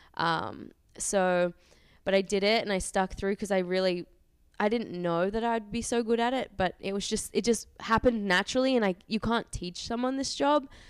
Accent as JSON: {"language": "English", "country": "Australia", "also_born_or_lived": "Auckland, New Zealand", "moved": "as an adult", "said": "I'm from Australia, but I was living in New Zealand, um, Auckland."}